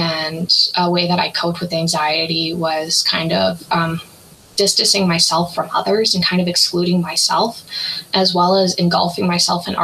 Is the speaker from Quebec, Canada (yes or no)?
no; Calgary, Alberta, Canada; I was born and raised in Calgary, Alberta